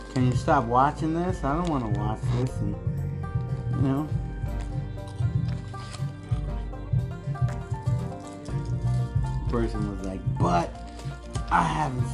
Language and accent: English; United States; I'm just an American